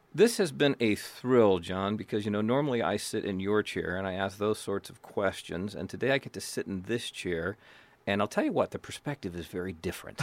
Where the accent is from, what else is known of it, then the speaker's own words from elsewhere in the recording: United States; I am white, I am male, I'm American, I'm from a Protestant background